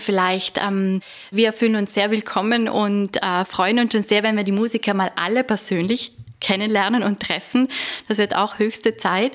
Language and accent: German; South Tyrol, Trentino-Alto Adige, Italy; ich komme aus Südtirol